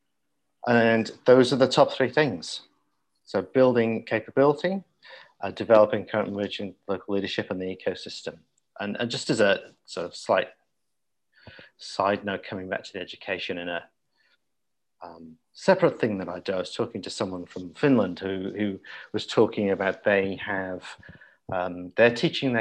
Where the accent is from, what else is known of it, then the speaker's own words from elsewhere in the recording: South Wales, United Kingdom; when I was growing up in Old South Wales